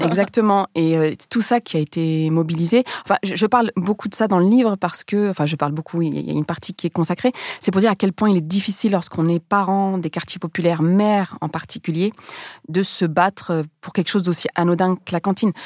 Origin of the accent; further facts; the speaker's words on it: France; also born or lived in Rif, Morocco; même si je suis née au Maroc, j'ai grandi en France